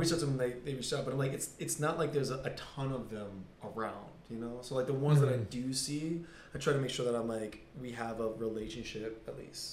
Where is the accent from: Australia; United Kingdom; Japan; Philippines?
Japan; Okinawa; born there; I was born in Okinawa.